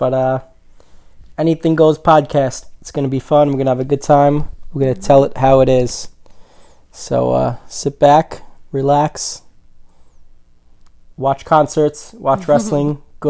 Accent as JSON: {"language": "English", "town": "New York City", "region": "New York", "country": "United States", "said": "We are from Staten Island, New York."}